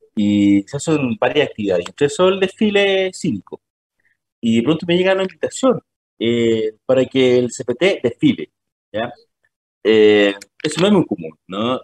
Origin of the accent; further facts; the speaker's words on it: Temuco, Araucanía, Chile; moved away as an adult; also born or lived in Santiago; now in Magallanes, Chile; yo no soy de, Magallanes, yo originalmente soy de la nueva región, soy de Temuco, si bien estaba trabajando en Santiago, significó trasladar a toda mi familia a la región de Magallanes